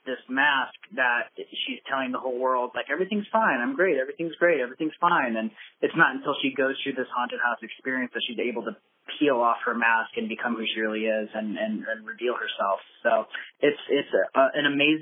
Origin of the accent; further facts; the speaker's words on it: Iowa, United States; when we were growing up in Iowa